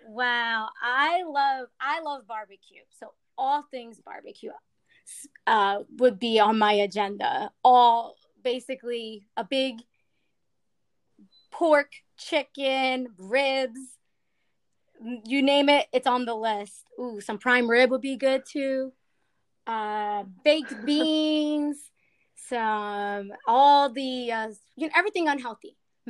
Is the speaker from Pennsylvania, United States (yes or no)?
yes; Philadelphia, Pennsylvania, United States; North Philly.